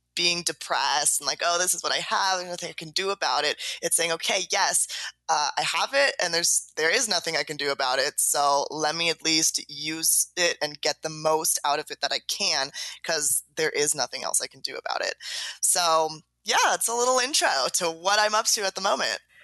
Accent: San Diego, California, United States; also born or lived in Los Angeles; I was born in San Diego, California, born and raised

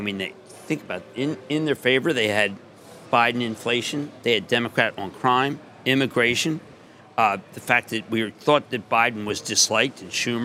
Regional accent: Pennsylvania, United States; I'm from Pennsylvania

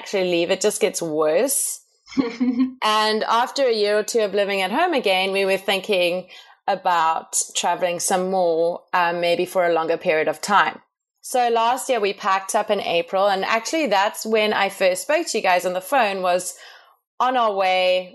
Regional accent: South Africa; moved away as an adult; also born or lived in Canada; We come from South Africa, in case anyone was wondering what the weird accent is

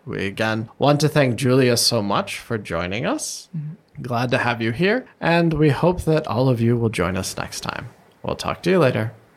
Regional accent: United States; moved away as an adult; now in Taiwan; when I go back to the US

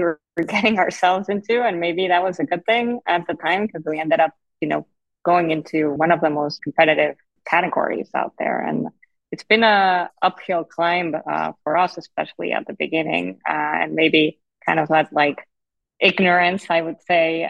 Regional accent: Mexico City, Mexico; moved away; also born or lived in Miami; I'm originally from Mexico City

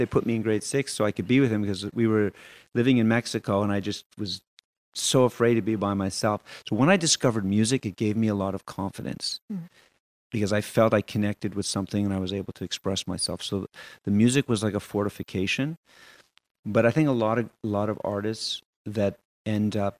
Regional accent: Montreal, Quebec, Canada; also born or lived in Barcelona; I'm also really proud of being a Quebecer. I'm really proud, you know, that I can speak French and that my wife's French Canadian and I was born here and in Montreal

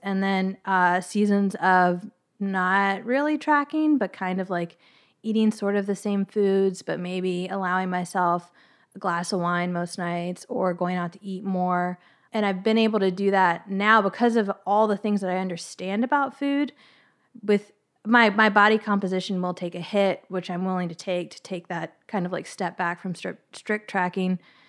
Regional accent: Virginia, United States; I grew

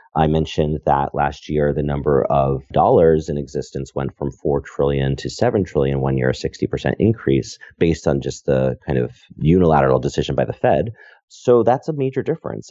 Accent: Connecticut, United States; moved away as an adult; also born or lived in New York / San Francisco; I am from Connecticut and lived in New York, you know, kind of growing up, and then I moved to Silicon Valley.

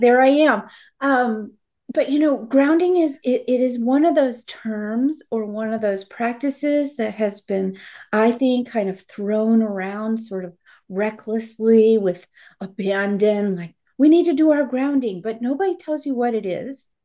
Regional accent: United States; I am to have been born an American

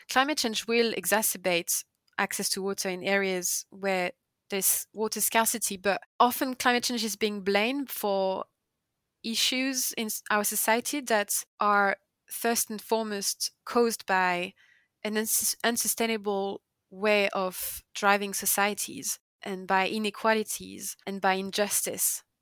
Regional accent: the Alps, France; moved away; I grew up also in the Alps

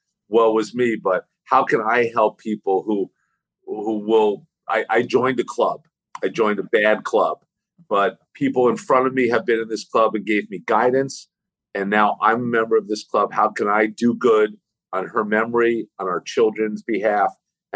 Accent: West Orange, New Jersey, United States; I grew up in Northern New Jersey, in West Orange, New Jersey

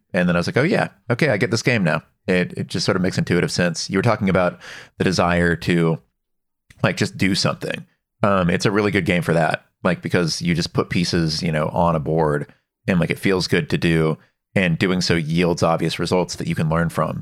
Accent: Dallas, Texas, United States; I grew up in Texas, in Dallas

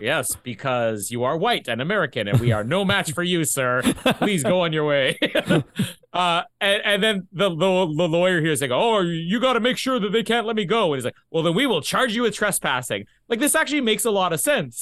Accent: Canada; accent: Canadian; my Canadian accent

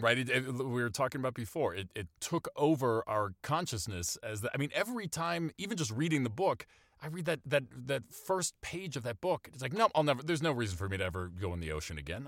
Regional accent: Maine, United States; I grew up in Maine, so I have a, in a small town in Maine

